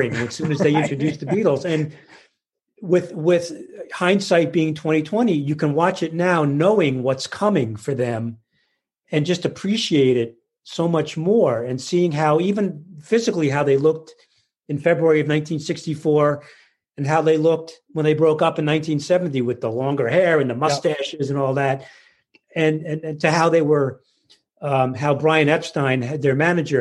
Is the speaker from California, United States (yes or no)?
no; Paramus, New Jersey, United States; I grew up in Paramus